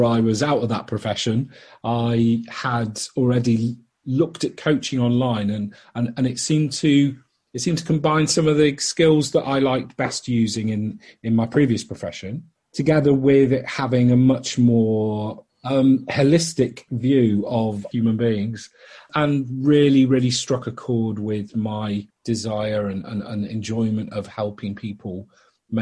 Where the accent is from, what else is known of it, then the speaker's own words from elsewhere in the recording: Liverpool, North West England, United Kingdom; now in London, United Kingdom; I grew up in Liverpool originally and then moved to London, northwest, east, and then southeast for the last 26 years